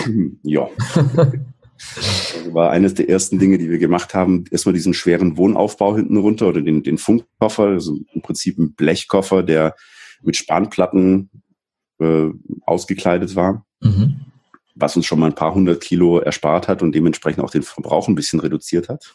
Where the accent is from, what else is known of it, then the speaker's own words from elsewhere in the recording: Black Forest, Baden-Württemberg, Germany; ich bin im Schwarzwald geboren. Ich bin da eigentlich recht äh, unspektakulär aufgewachsen